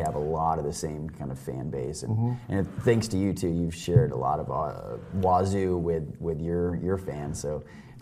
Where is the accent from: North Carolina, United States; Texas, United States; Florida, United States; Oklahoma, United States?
Texas, United States; moved away as an adult; now in Colorado, United States; I'm actually not in Texas anymore. I'm in Colorado, but I'm from Texas